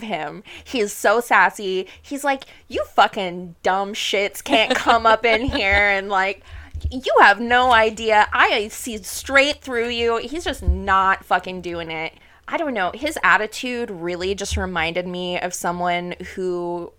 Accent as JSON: {"language": "English", "region": "the South", "country": "United States", "tie": "born or raised there", "said": "I grew up in the South"}